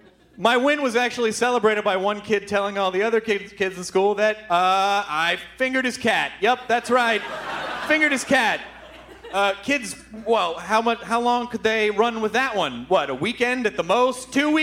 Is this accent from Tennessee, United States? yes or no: yes; Memphis, Tennessee, United States; And when I was in eighth grade, I grew up in Memphis.